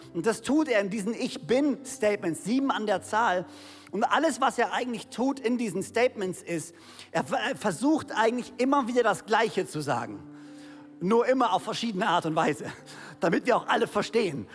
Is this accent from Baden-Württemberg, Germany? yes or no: yes; Konstanz, Baden-Württemberg, Germany; also born or lived in Ludwigsburg; ich bin hier in Konstanz oder Zell groß geworden